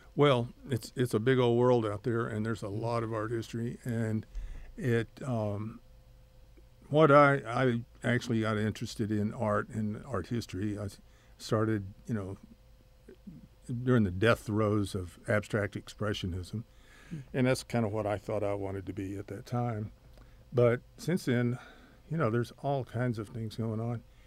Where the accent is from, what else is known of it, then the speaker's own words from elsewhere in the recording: Odessa, Texas, United States; moved away; also born or lived in Corpus Christi, Texas; I grew up in Odessa, Texas.